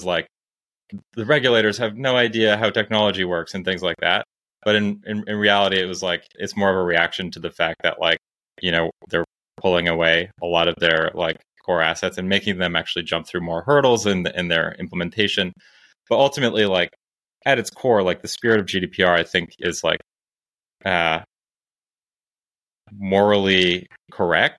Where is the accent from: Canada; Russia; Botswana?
Canada; Toronto, Ontario; moved away as an adult; also born or lived in Cambridge, Massachusetts / Silicon Valley; now in Santa Barbara, United States; I born and raised in Toronto, Canada